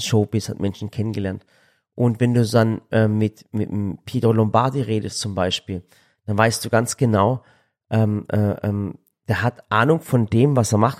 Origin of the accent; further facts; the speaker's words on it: Balingen, Baden-Württemberg, Germany; das ist nicht weit weg von Balingen, da wo ich herkomme